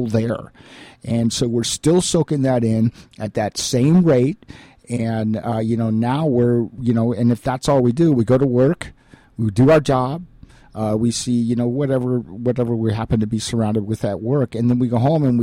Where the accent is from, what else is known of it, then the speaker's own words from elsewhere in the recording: United States; as Americans